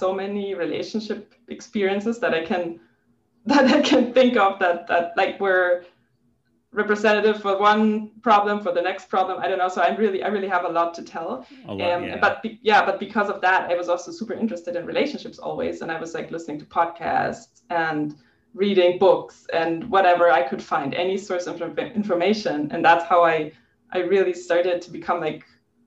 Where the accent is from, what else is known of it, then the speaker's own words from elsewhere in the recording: Germany; English is a second language; moved away as an adult; now in Los Angeles, United States; I'm from Germany.